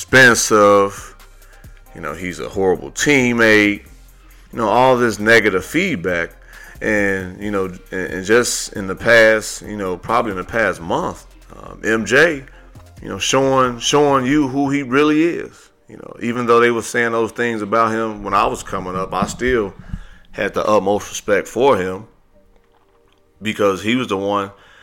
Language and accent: English; Midwest, United States; growing up in the Midwest